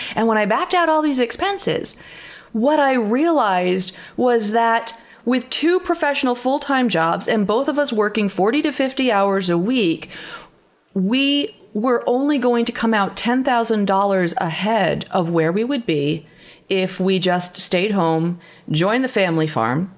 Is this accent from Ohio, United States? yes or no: no; northern Catskills, New York, United States; I had grown up on a farm, as you said, on, in the northern Catskills